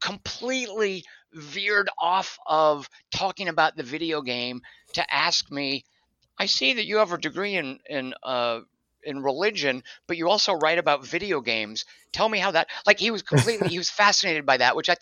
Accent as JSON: {"language": "English", "region": "Arkansas", "country": "United States", "tie": "born or raised there", "moved": "as an adult", "lives_now": "Los Angeles, United States", "said": "I moved back to my home state of Arkansas and did community theater in Little Rock."}